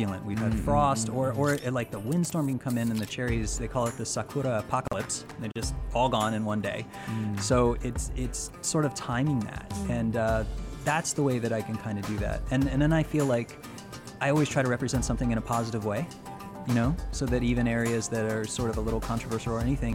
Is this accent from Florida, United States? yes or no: yes; Florida, United States; I'm from Florida